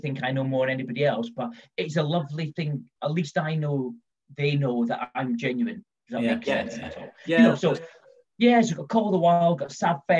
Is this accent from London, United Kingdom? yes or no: yes; London, United Kingdom; moved away as an adult; also born or lived in Scotland; now in Midlands, United Kingdom; I'm kind of from London, well, I'm from Scotland, but I've kind of lived in London all my life